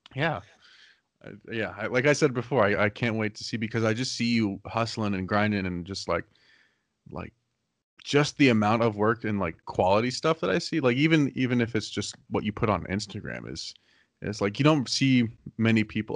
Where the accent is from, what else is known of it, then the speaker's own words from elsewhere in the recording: Arizona, United States; I'm from Arizona, so I don't have winter clothes